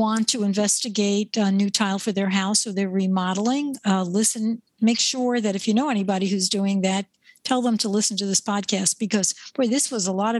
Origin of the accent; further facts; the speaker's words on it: New York, United States; I'm from New York.